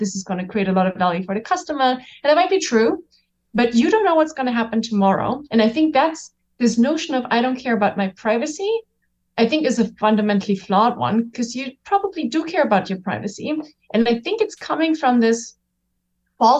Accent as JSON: {"language": "English", "country": "Germany", "tie": "born or raised there", "said": "I'm German, so I grew up in Germany."}